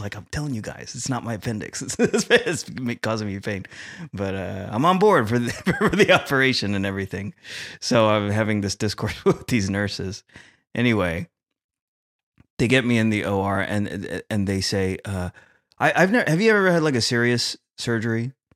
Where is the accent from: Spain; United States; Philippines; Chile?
Philippines; as a Filipino